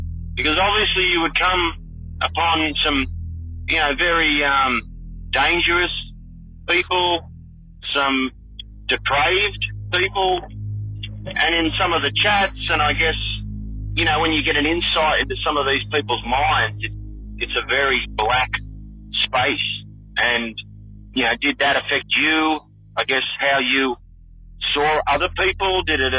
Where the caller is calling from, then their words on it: Australia; Hi, Chris. I'm a listener from Australia.